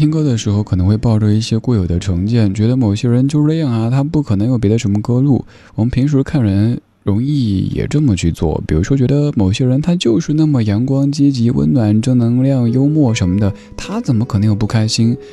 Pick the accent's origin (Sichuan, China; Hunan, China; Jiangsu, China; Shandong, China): Sichuan, China; accent: Sichuanese; moved away; 我用四川话说